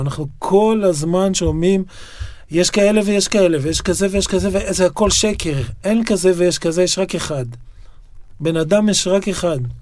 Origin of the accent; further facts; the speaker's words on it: Yokneam, Northern District, Israel; also born or lived in Haifa; now in Tel Aviv, Israel; נולדתי בחיפה, אבל גדלתי ביוקנעם